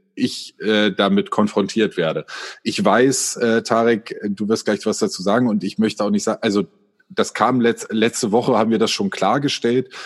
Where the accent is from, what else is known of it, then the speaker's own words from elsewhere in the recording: Göttingen, Lower Saxony, Germany; wir kommen alle aus Göttingen